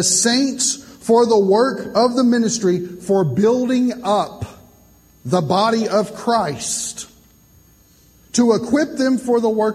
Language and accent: English; Kentucky, United States; now in Indiana, United States; originally I'm from Kentucky. I'm a missionary to Indiana.